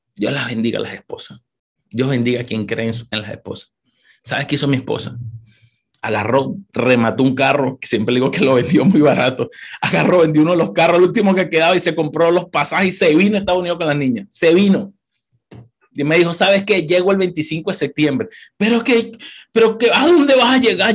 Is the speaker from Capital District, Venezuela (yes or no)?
yes; Caracas, Capital District, Venezuela; moved away as an adult; also born or lived in Maracay, Venezuela / New York, United States; now in United States; Yo nací en Caracas, vengo de Caracas, Venezuela, no sé cuántos venezolanos hay aquí, en un barrio, en Catia, Caracas